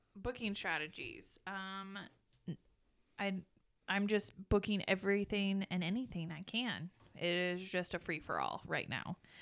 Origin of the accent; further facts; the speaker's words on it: United States; accent: American; My accent is American